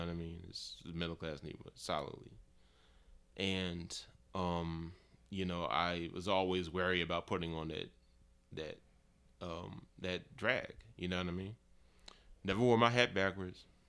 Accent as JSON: {"language": "English", "country": "United States", "tie": "born or raised there", "said": "culturally, I grew up in America"}